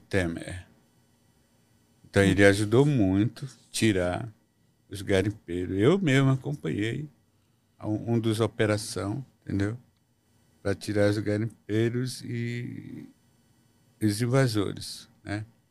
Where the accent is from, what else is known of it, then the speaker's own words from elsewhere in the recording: Mekrãgnoti Indigenous Territory, Pará, Brazil; Lá na nossa região, lá na terra indígena, Meclonoti, não tem garimpo